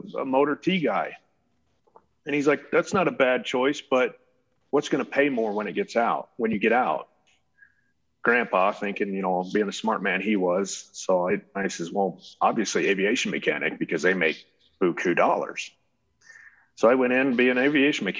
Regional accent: Shenandoah Valley, Virginia, United States; moved away as an adult; now in Utah, United States; I was from Virginia originally. Grew up in Virginia, up in the Shenandoah Valley

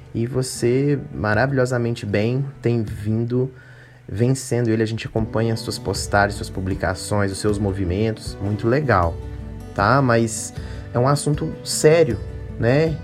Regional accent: Minas Gerais, Brazil; BH, as Minas Gerais, terra do pão de queijo, de onde eu sou

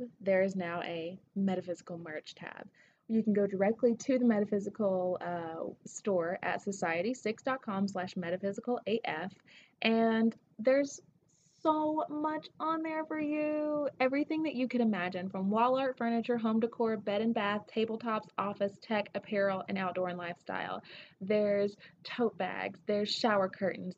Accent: Tennessee, United States; accent: southern; now in Denver, United States; I'm from Tennessee

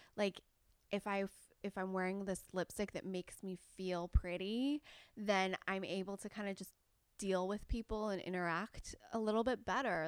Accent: Southern California, United States; I was born and raised in Southern California

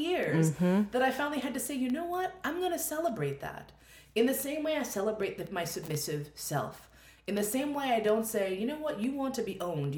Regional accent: New York, United States; I'm a New Yorker

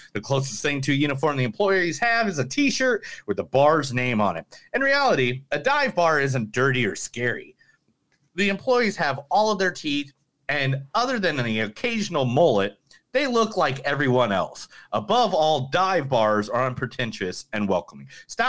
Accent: Ireland; No, I'm Irish, dude.

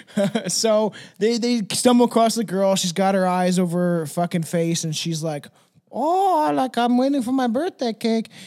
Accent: Canada; as a Canadian.

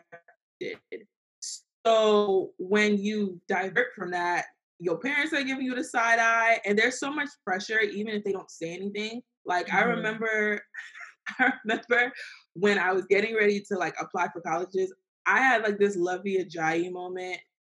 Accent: Nigeria; So we're Nigerian.

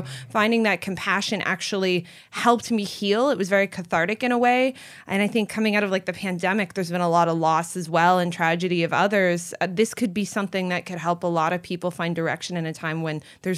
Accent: Canada; also born or lived in Florida; now in California, United States; I came from the Great White North of Canada. So we don't have exotic creatures in Canada. We have moose and beavers, and that's about it.

